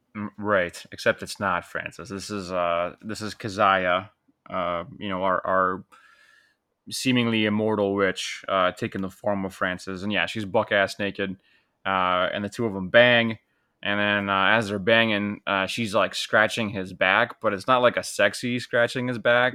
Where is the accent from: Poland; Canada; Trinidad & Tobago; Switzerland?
Poland; growing up in Poland